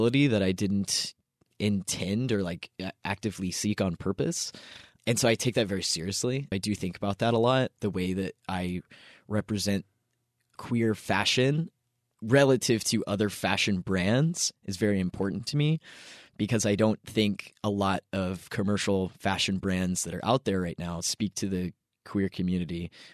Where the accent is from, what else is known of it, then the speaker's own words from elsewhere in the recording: Kentucky, United States; now in Los Angeles, United States; I grew up in Kentucky.